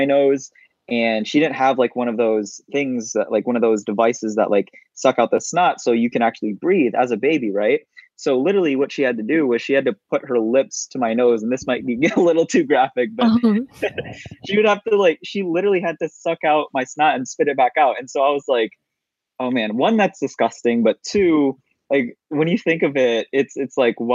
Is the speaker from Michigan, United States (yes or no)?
yes; Detroit, Michigan, United States; also born or lived in Iligan City, Philippines; Moved here when I was 3 years old to Detroit, Michigan. Have grown up here since.